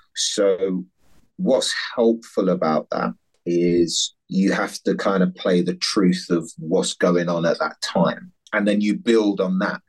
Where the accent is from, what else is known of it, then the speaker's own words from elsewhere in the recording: London, United Kingdom; also born or lived in Dunstable, Bedfordshire; I was born in Fulham and went to school in Dunstable, we lived in a council high rise flat